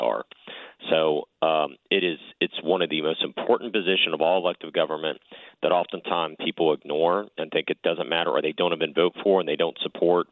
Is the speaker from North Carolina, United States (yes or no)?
no; Virginia Beach, Virginia, United States; I was a prosecutor in Virginia Beach, in my hometown